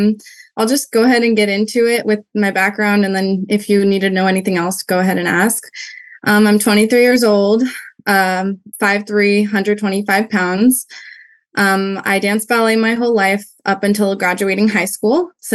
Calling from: California, United States; Hi. I'm from California. I'm not sure how we got that, but it's all good.

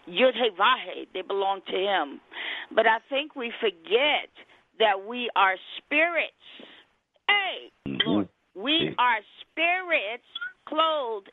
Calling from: Colorado Springs, Colorado, United States; I'm calling from Colorado Springs, Colorado.

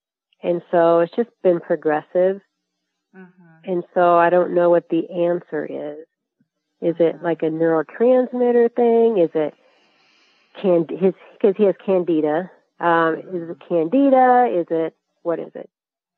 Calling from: Kearney, Nebraska, United States; Kearney, Nebraska.

